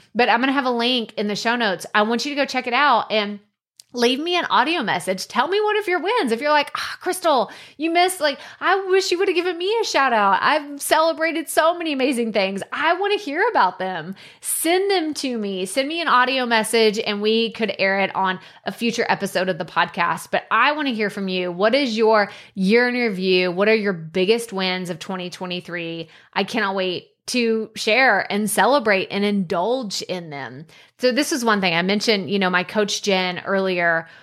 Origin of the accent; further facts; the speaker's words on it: United States; as an American